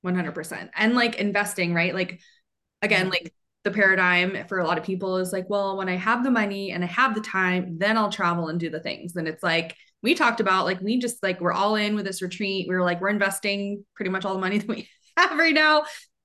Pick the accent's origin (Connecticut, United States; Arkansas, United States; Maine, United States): Maine, United States; now in Atlanta, United States; because I was pretty sheltered until I moved to Atlanta from Maine.